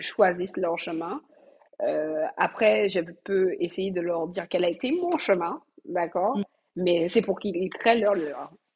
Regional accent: Martinique; je suis martiniquaise, euh, j'ai grandi euh, et euh, fait ma scolarité aux Antilles

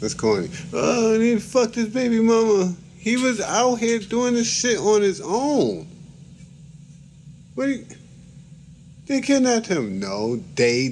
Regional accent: New York City, New York, United States; I'm from Brooklyn

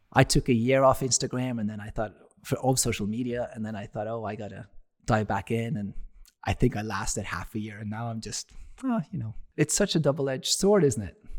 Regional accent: Norway; moved away as an adult; now in United States; I'm from Norway

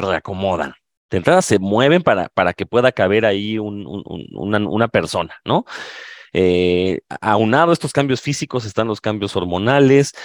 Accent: Mexico

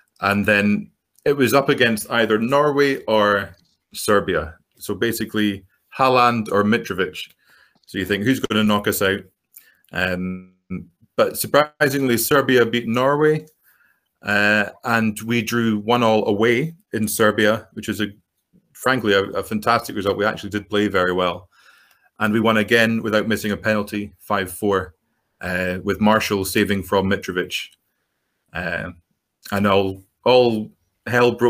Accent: Edinburgh, Scotland, United Kingdom; I'm from Edinburgh. But growing up, it was always a case of supporting your local team, which for me is Heart of Midlothian

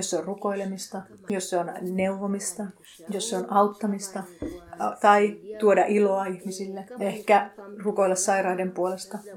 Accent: Tanzania; now in Finland; Mä en koe, että siinä olisi mitään ongelmaa, että mä tuun Tansaniasta ja te

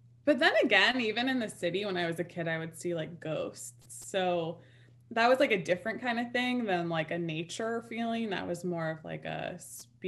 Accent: New York City, New York, United States; now in upstate New York, United States; I grew up in Manhattan as a kid

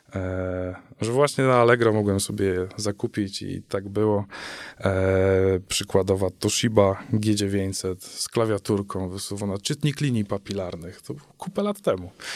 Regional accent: Chełmno, Kuyavian-Pomeranian Voivodeship, Poland; w mieście, z którego pochodzę, z Hełna

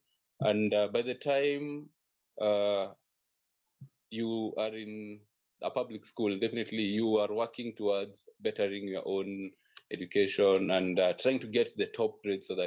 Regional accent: Nairobi, Kenya; I was raised in a humble background in Nairobi, born and raised here

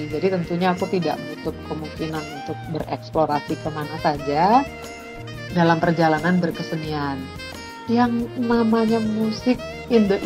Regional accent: Java, Indonesia; sebagai orang Jawa, saya tuh menempatkan diri pada kondisi prihatin dan tirakat.

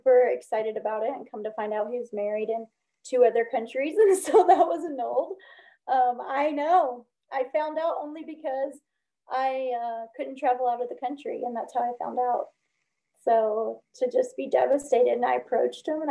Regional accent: Alabama, United States; also born or lived in Chicago, Illinois / Northwest Indiana; now in California, United States; I lived in Chicago about 26 years, the Chicagoland, Northwest Indiana area, but I grew up in Alabama

